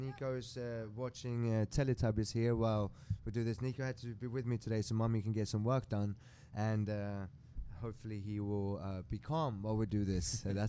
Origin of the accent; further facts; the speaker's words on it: Sweden; English is a second language; also born or lived in England / Germany / France / Mexico; I'm from Sweden originally. I lived in England for many years. That's why I might not sound that Swedish. But I'm very proud being from Sweden for many reasons.